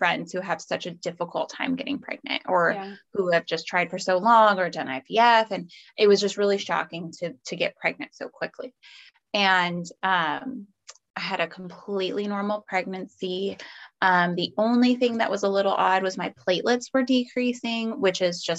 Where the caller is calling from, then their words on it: California, United States; I am in Northern California. So I'm in like the San Francisco Bay Area.